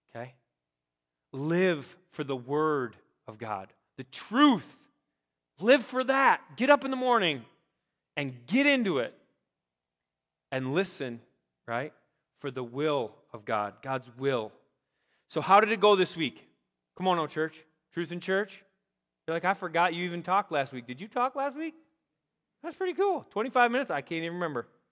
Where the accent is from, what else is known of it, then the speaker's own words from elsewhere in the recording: Rochester, Minnesota, United States; also born or lived in Iowa; I'm like, Rochester, Minnesota